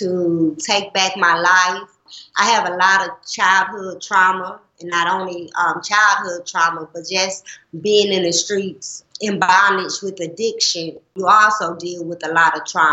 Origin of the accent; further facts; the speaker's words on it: Nashville, Tennessee, United States; moved away as an adult; now in St. Louis, United States; I'm from Nashville, Tennessee